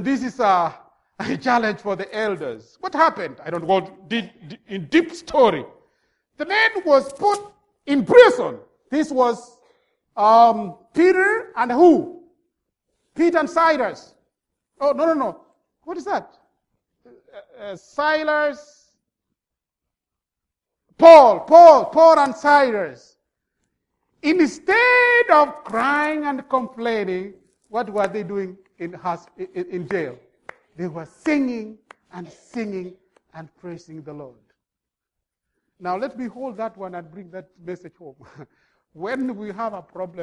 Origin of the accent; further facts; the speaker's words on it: Kenya; now in Minnesota, United States; I come from Kenya